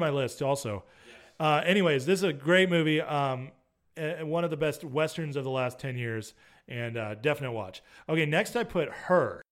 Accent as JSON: {"language": "English", "area": "near Yosemite", "region": "California", "country": "United States", "tie": "born or raised there", "said": "I grew up near Yosemite."}